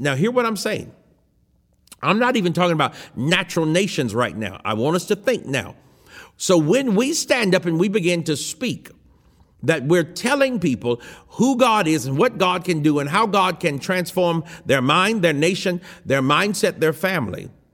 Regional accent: United States; I am an American

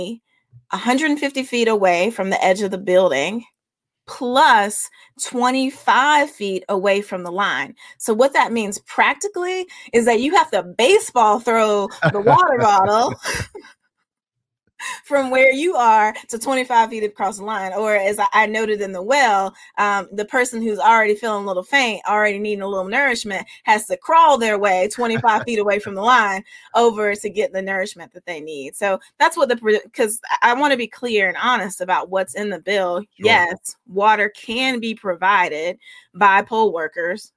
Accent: the South, United States; a Southerner who believes in Southern hospitality

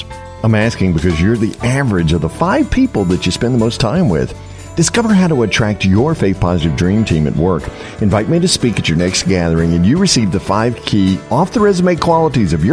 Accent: North Carolina, United States; I'm from North Carolina

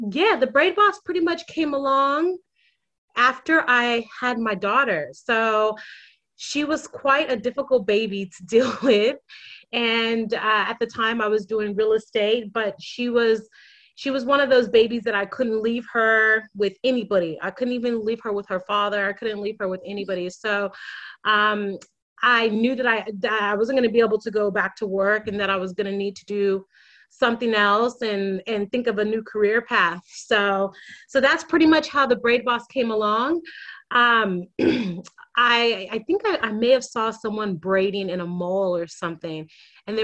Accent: United States; moved away as an adult; now in Sydney, Australia; I am an American who moved to Australia about 6 years ago.

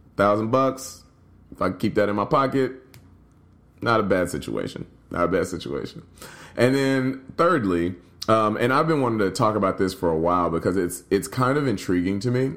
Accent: Nashville, Tennessee, United States; also born or lived in Louisville, Kentucky; now in Chicago, United States; I'm from Nashville, grew up in Nashville and Louisville, and now I live in Chicago

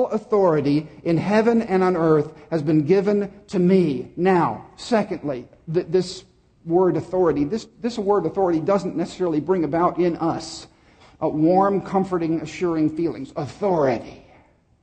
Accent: Dallas, Texas, United States; I grew up in Dallas

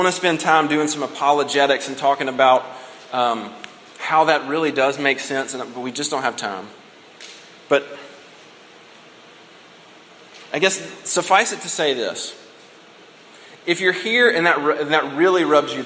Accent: United States; by virtue of the fact that we're American

